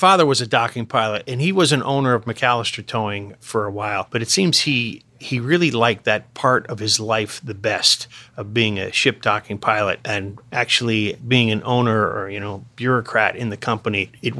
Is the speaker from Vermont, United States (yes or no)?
no; Connecticut, United States; I grew up in Connecticut, yes.